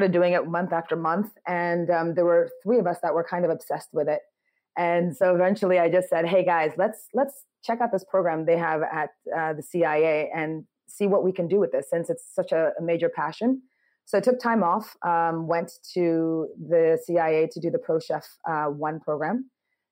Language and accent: English; New York, United States; born or raised there; also born or lived in Ghana; now in Accra, Ghana